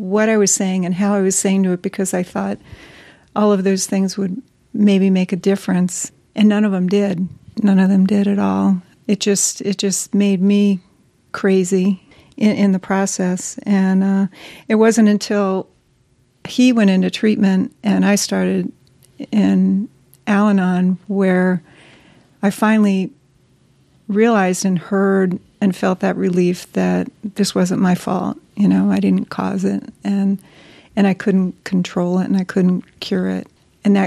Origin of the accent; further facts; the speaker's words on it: East Coast, United States; moved away as an adult; I was from the East Coast